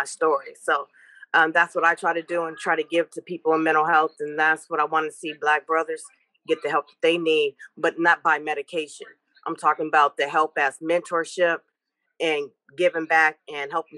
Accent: Richmond, California, United States; also born or lived in Stockton, California / San Francisco / Louisiana; Originally from Stockton, but raised in Richmond, Hilltop, and educated in Frisco

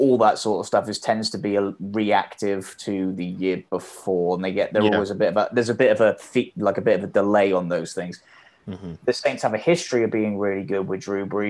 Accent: England, United Kingdom

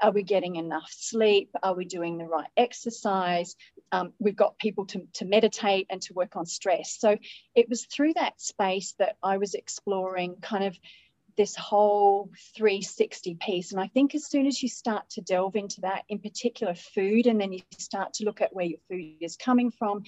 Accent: Australia; accent: Australian; now in Middle East; I'm an Australian living in the Middle East. I've had lots and lots of years out of my home country, which could explain maybe not a really strong Aussie accent.

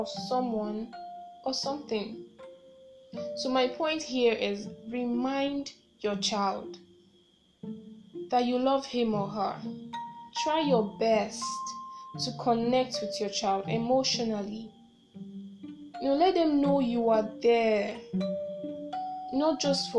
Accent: Nigeria; I am a Nigerian

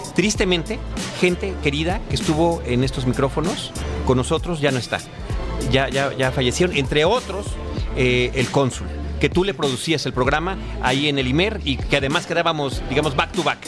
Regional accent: Mexico City, Mexico; como chilango, como un defeño más de esta ciudad donde he vivido toda mi vida

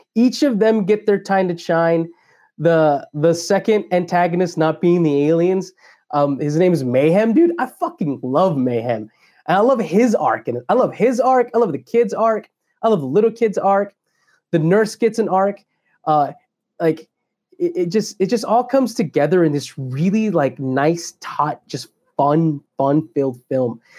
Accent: Dallas, Texas, United States; I grew up in Croco Hill and Oak Cliff when I was a kid

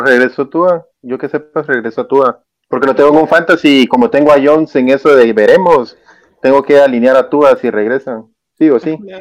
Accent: Santa Rosa, Guatemala; now in Santa Catarina Pinula, Guatemala; yo vivo, yo vivo en Santa Catarina Pinula, pero sí soy de Santa Rosa

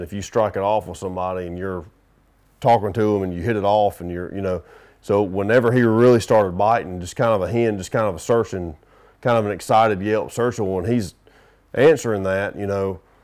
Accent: the South, United States; I'm from the South

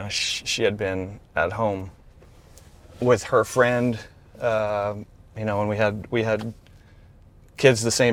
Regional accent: Southern California, United States; also born or lived in New York / Australia; I consider myself, you know, Southern Californian. I've been here since I was 11, you know, back in 81, dating myself here. Before that, born in New York, raised, you know, my dad moved around for work, so we lived in Australia for a little bit when I was a little kid.

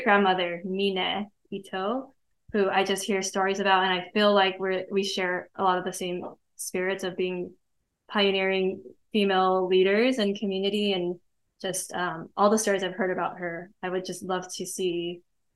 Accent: South Bay, California, United States; I'm from South Bay as well, so I grew up, and my dad and uncles and everyone, we grew up in the water

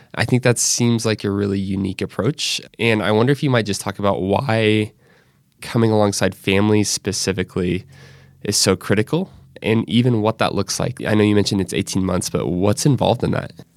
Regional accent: Northwest Arkansas, United States; I grew up there

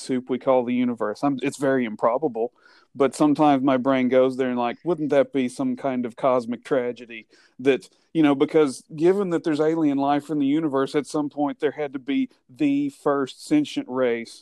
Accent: Leeds, Alabama, United States; growing up in the Leeds Moody area, there used to be the old Crybaby Bridge in Leeds

